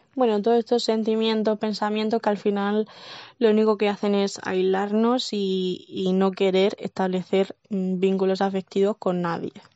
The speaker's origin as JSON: {"language": "Spanish", "town": "Cartagena", "region": "Region of Murcia", "country": "Spain", "tie": "born or raised there", "said": "vivo y nací en Cartagena, en Murcia."}